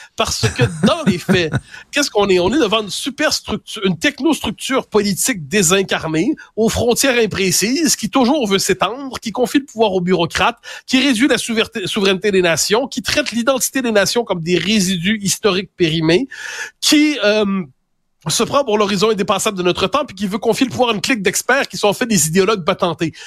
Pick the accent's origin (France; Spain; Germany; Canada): Canada; Quebec; on est des Québécois